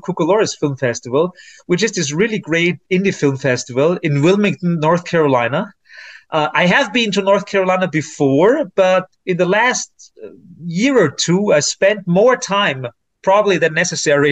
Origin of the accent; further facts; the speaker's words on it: Austria; I'm from Austria.